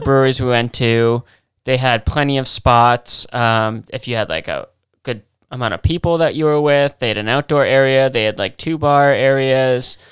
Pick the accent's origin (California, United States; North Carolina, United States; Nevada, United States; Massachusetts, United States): Massachusetts, United States; we're from Massachusetts